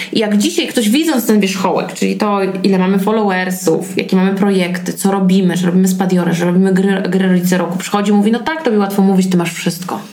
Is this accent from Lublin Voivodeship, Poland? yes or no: no; Warmian-Masurian Voivodeship, Poland; no bo jestem z Mazur